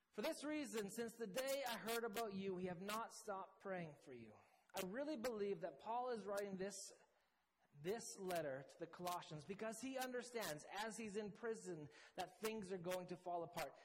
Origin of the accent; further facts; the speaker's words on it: Canada; accent: Canadian; moved away as an adult; also born or lived in Midlands, England; my very Canadian accent